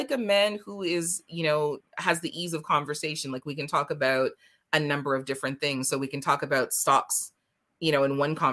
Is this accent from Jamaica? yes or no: yes; Jamaica; it's a yardie thing because I'm Jamaican.